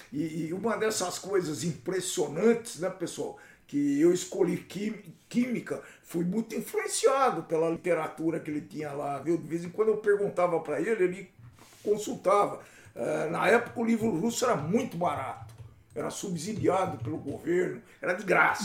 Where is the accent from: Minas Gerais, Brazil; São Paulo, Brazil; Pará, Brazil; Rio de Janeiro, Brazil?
São Paulo, Brazil; Jaboticabal; na minha terra, Jabuticabal, né, na terra onde eu nasci